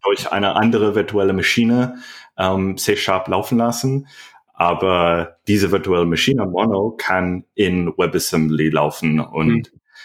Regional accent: United States; German is a second language; moved away as an adult; now in Berlin, Germany; ich komme ursprünglich aus Amerika.

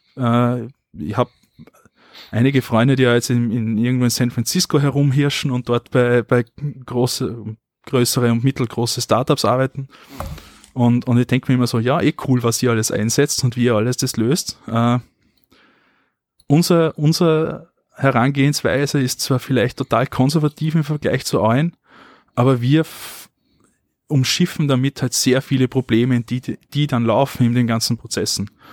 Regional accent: Austria; bei uns in Österreich

